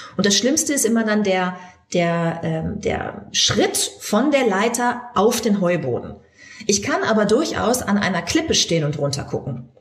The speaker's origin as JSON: {"language": "German", "country": "Germany", "said": "Bei uns in Deutschland"}